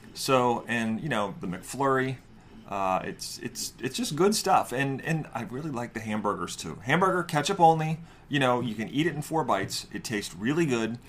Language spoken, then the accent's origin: English; New Jersey, United States; moved away; also born or lived in New York; I'm from New Jersey and New York before that, where bagels are a thing.